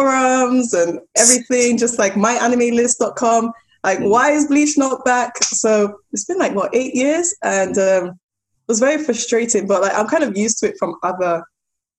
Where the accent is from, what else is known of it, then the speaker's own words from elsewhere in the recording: London, United Kingdom; accent: South London; moved away; also born or lived in Abuja, Nigeria; this little ratchet South London girl with my strong ass accent